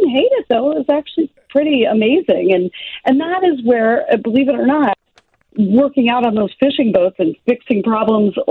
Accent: Kenai, Alaska, United States; I grew up in Kenai, Alaska, and I was working by around the age of 7

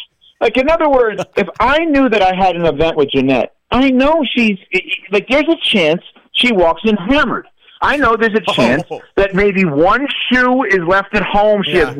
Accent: New York, United States; moved away; I was growing up in New York

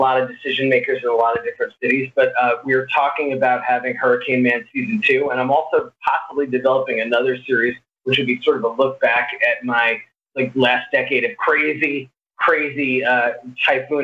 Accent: New York City, New York, United States; moved away as an adult; also born or lived in Boston / Bay St. Louis, Mississippi; now in Los Angeles, United States; I was born in New York City. I grew up around there

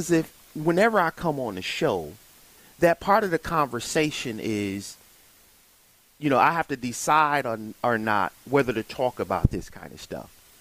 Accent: Milwaukee, Wisconsin, United States; born or raised there

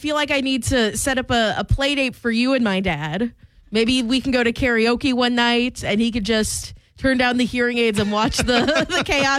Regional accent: Pennsylvania, United States; moved away; We're both from Pennsylvania.

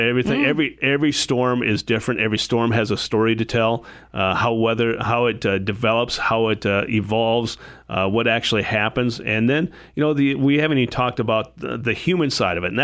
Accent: Adrian, Minnesota, United States; moved away as an adult; also born or lived in Madison, Wisconsin; now in Sioux Falls, United States; I grew up in a small town in southwest Minnesota called Adrian

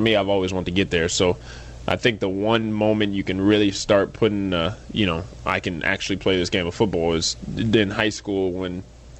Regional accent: Phoenix, Arizona, United States; grew up in Phoenix

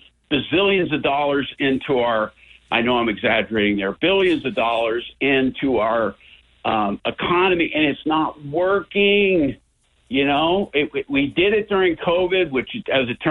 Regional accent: Montana, United States; I'm from Montana.

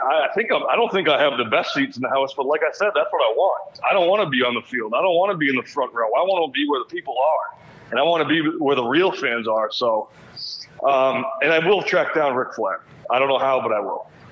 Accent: Massachusetts, United States; I grew up in Massachusetts

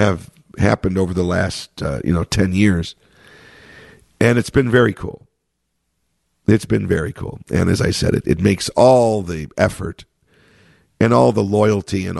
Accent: Chicago, Illinois, United States; my hometown, in Chicago.

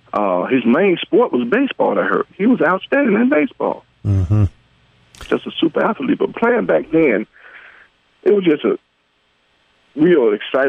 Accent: Birmingham, Alabama, United States; I'm from Birmingham.

